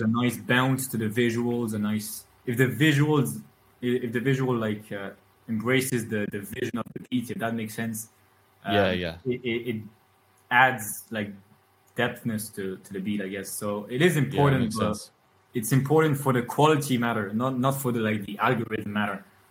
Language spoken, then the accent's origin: English; France; my father's from originally from Ireland, but my mother's French and I grew up in France, but at home we speak English, so that's how I got my English